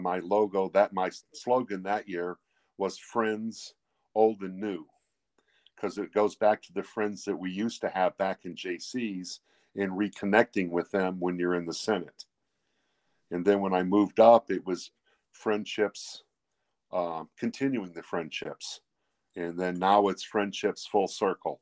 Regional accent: Hebron, Indiana, United States; I'm from Hebron, Indiana.

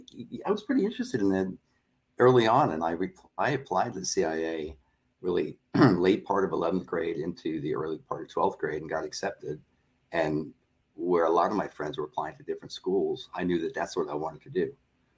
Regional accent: Long Island, New York, United States; moved away as an adult; I grew up in Long Island, New York

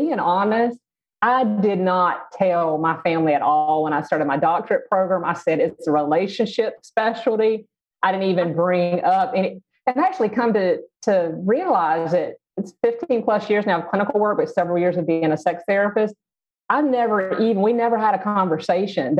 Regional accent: the South, United States; growing up in the South and in a really conservative family

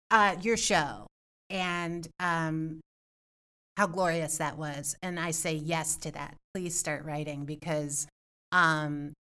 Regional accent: Evanston, Illinois, United States; I also want to do a keynote speech in Evanston, right? In my hometown and and talk about this stuff.

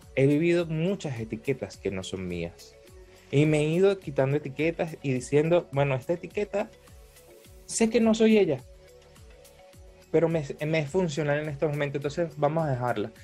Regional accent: Venezuela; soy venezolano

